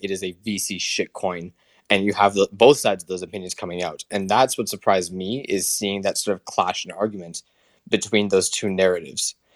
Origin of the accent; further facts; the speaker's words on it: Canada; all my fellow Canadians